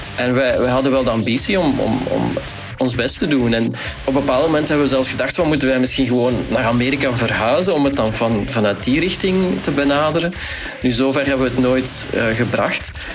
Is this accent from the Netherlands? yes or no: no; Tienen, Flanders, Belgium; We zijn ook opgegroeid in Tien.